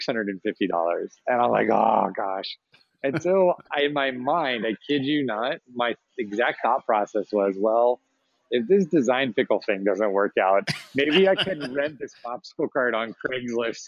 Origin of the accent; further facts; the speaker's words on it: Arizona, United States; I'm from Arizona and there's this big Latin community and there's a very common thing here in the Southwest where the Mexican popsicle carts, we see them all the time growing up